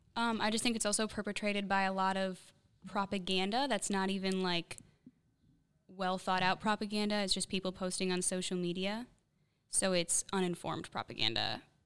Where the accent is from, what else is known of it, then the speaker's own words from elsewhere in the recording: Chicago, Illinois, United States; moved away; I'm from Chicago